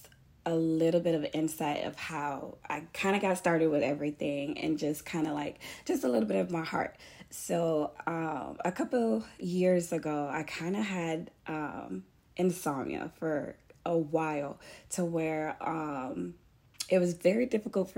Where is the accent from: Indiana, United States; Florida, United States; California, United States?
Florida, United States; Fort Lauderdale; moved away as an adult; now in Pensacola, United States; I'm Haitian American, and I was born in Fort Lauderdale, and then moved to Pensacola, Florida, because I got accepted to the University of West Florida.